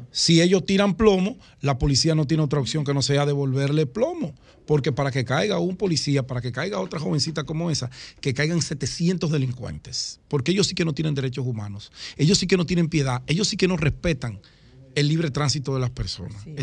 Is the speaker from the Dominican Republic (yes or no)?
yes; Dominican Republic; Ahora, lo que nosotros no podemos como sociedad dominicana es seguir permitiendo que la delincuencia nos siga robando la paz y la vida de la gente seria, la gente que trabaja.